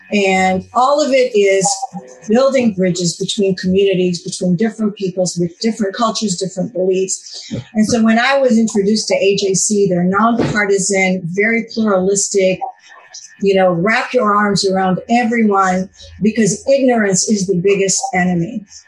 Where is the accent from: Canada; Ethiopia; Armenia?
Ethiopia; also born or lived in Israel; When I grew up, I was born in Israel. And when I was 5.5 years old, my father, who was a general surgeon, was sent to Ethiopia